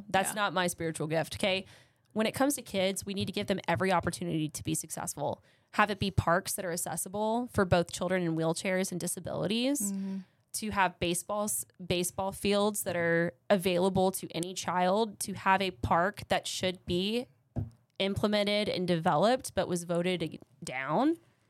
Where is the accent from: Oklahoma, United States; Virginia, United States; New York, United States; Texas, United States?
Texas, United States; Austin; now in Midland, United States; I love Midland more than my own hometown. I consider Austin my hometown because that's where my adolescence was.